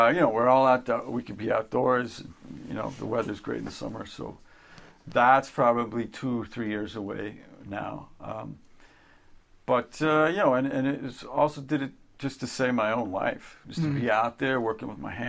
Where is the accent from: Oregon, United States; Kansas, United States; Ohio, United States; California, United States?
Kansas, United States; moved away; a kid growing up in Kansas